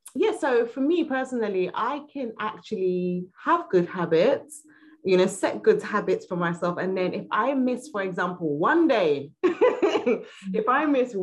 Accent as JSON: {"language": "English", "country": "Nigeria", "said": "We're Nigerian."}